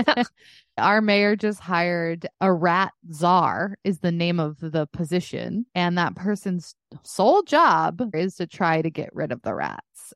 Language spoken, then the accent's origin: English; Dallas, Texas, United States; moved away; my hometown of Dallas